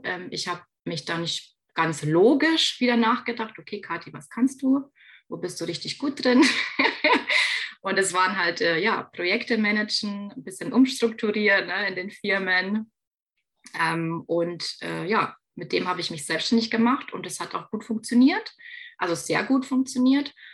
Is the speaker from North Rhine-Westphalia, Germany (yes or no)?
no; Bavaria, Germany; Ich komme ja aus Bayern